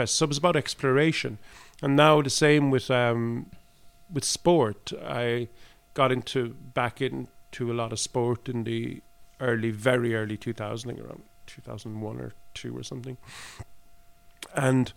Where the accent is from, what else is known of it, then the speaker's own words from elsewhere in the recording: Ireland; also born or lived in Cork; now in Oslo, Norway; we come from Ireland